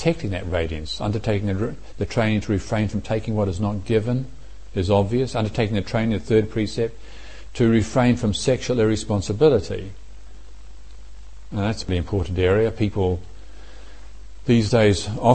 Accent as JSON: {"language": "English", "town": "Morrinsville", "region": "Waikato", "country": "New Zealand", "tie": "born or raised there", "said": "everybody in where I grew up in Moranesville used to go out shooting rabbits or pigs as well"}